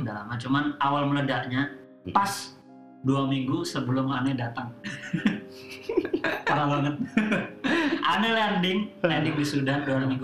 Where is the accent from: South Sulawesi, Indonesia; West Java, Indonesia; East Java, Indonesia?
East Java, Indonesia; Blitar; moved away; asal Blitar